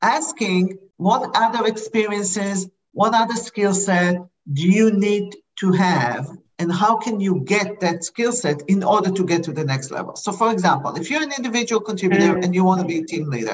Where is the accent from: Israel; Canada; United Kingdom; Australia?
Israel; English is a second language; moved away as an adult; now in United States; originally I came to the US from Israel. I didn't speak good English